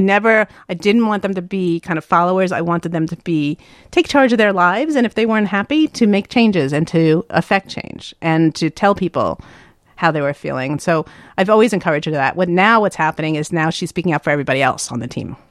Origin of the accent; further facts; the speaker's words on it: New York, United States; I'm from the East Coast